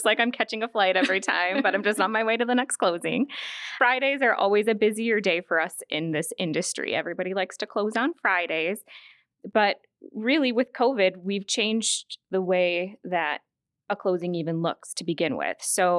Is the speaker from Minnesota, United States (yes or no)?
yes; Chaska, Minnesota, United States; also born or lived in Waconia; I grew up in Chaska, so I've been a Carver County resident my whole life. I currently live out in Waconia, went to Chaska High School